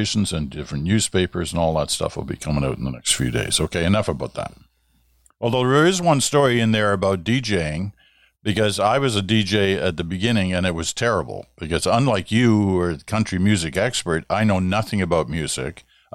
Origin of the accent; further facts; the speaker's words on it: Ottawa, Ontario, Canada; I can remember growing up in Ottawa in the late 50s and early 60s